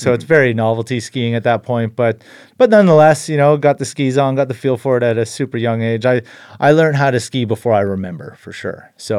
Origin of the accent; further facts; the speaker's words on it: Invermere, British Columbia, Canada; I grew up in Invermere, BC, interior BC, and both my parents were avid skiers, backcountry skiers.